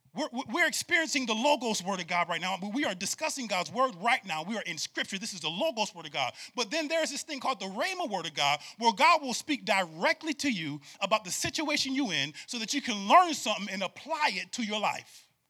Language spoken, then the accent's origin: English; Syracuse, New York, United States; born and raised in Syracuse, New York